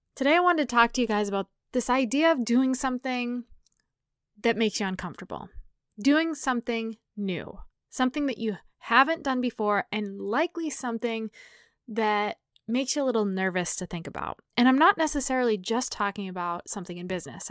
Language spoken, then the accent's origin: English; New England, United States; moved away; I grew up in New England